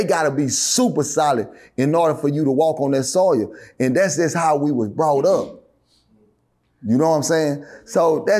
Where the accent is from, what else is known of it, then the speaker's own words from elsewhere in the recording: Dallas, Texas, United States; I grew up in West Dallas, man, projects to be exact.